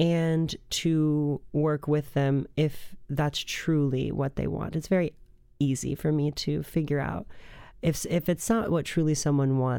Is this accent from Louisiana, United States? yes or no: no; Rockford, Illinois, United States; I was born in Rockford, Illinois